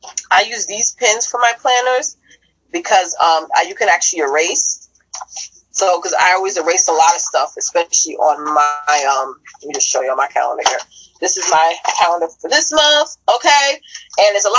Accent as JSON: {"language": "English", "region": "New York", "country": "United States", "said": "I'm a New Yorker at heart. I talk the way I talk."}